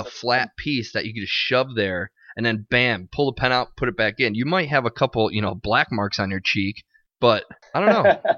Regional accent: Ireland; maybe my head's just too big because I'm an Irish guy, but...

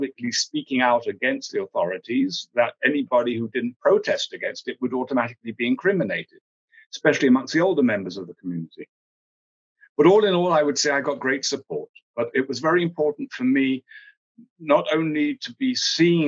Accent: England, United Kingdom; moved away as an adult; also born or lived in South Africa / Ireland; the home in which I grew up in England

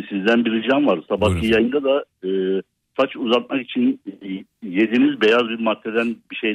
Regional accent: Fethiye, Muğla, Turkey; Ben e, doğma büyüme Fethiye'liyim.

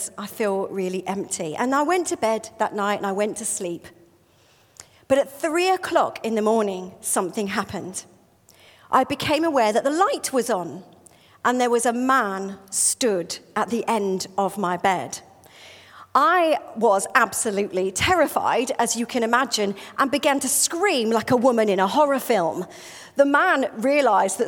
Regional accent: United Kingdom; I'm British

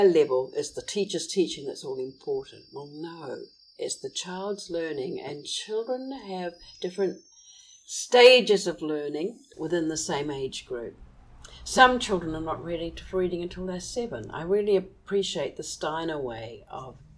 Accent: New Zealand; there was something inferior about being a Kiwi because we didn't appear in any of our books.

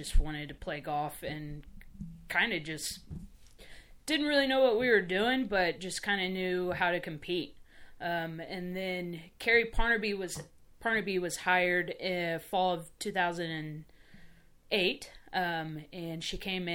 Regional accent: Spring, Texas, United States; I grew up in Houston, Texas, Spring, Texas. It's just north side of Houston

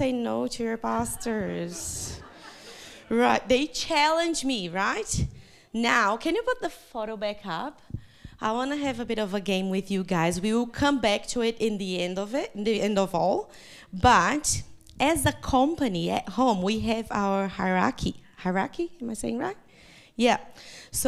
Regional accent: Brazil; first language Portuguese; English is a second language; moved away as an adult; now in New Zealand; eu sou uma brasileira que mora na Nova Zelândia por mais de 14 anos

